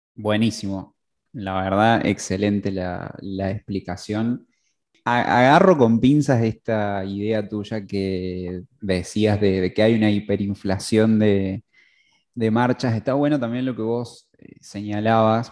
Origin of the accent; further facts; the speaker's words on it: San Francisco, Córdoba, Argentina; yo fui modelista de, los, de la vieja guardia, de, ahí de, mi ciudad natal, San Francisco.